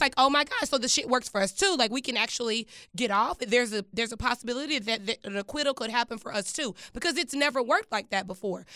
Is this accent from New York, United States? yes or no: no; Dallas, Texas, United States; moved away; also born or lived in Washington, D.C.; I grew up in Dallas, Texas